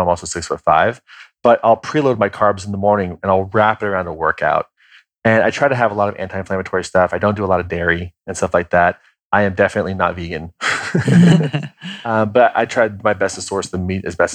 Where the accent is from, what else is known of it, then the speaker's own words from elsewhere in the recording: Kansas, United States; I'm from Kansas